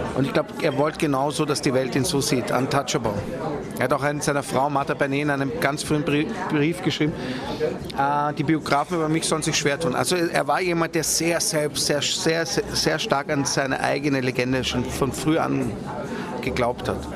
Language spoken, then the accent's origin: German; Vienna, Austria; ich komme aus Wien und das war auch wiederum ein wichtiger Punkt für mich zurückzukehren nach Wien, dort wo ich groß geworden bin